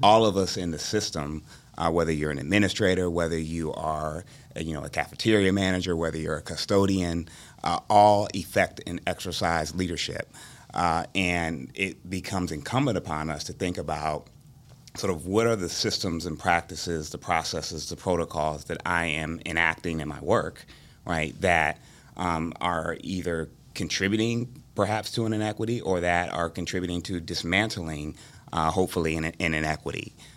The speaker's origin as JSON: {"language": "English", "town": "Dayton", "region": "Ohio", "country": "United States", "also_born_or_lived": "Columbus, Ohio", "moved": "as an adult", "said": "I'm from Dayton, Ohio originally, I will, um, came to, uh, Columbus for Ohio State"}